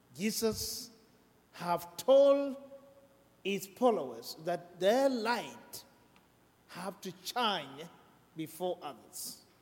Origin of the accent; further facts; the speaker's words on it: South Sudan; now in United States; I'm from South Sudan